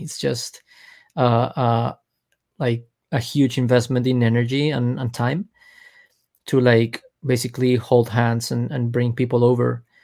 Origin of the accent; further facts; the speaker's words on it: Colombia; now in Miami, United States; I'm from Colombia.